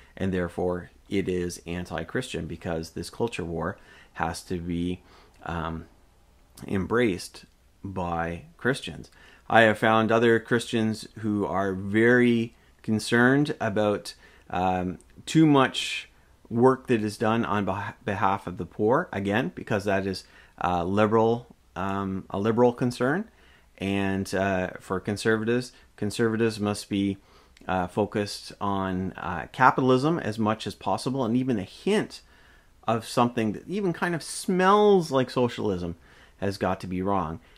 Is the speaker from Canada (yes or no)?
yes; Canada; I am a Canadian.